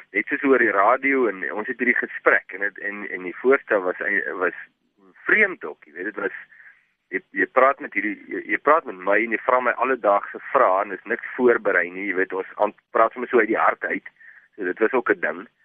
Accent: Vredendal, Western Cape, South Africa; Ek kom uit Vredendal uit.

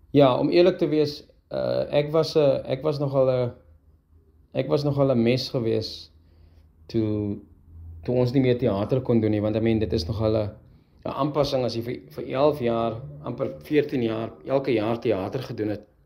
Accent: Heidelberg, Western Cape, South Africa; ons het saam groot geword. Ons is van Heidelberg af

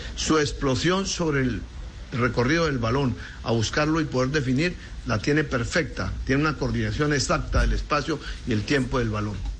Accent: Argentina

